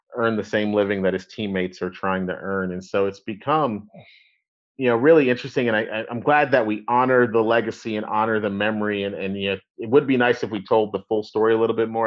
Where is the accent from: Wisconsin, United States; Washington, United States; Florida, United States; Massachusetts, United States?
Florida, United States; Tampa; growing up in Tampa